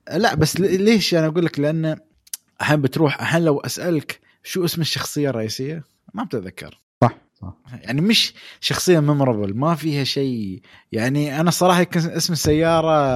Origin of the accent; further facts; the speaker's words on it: United Arab Emirates; عندنا في الامارات